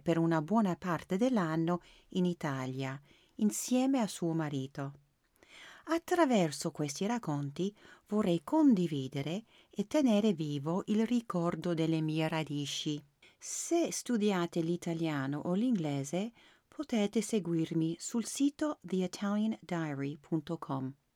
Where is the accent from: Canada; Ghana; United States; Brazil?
Canada; moved away as an adult; also born or lived in Italy; cresciuta in Canada in una grande famiglia italiana